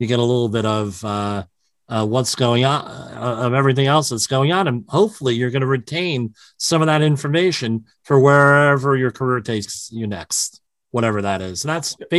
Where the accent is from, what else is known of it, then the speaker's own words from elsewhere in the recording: New Jersey, United States; I'm from the New Jersey area, which is right across the river from New York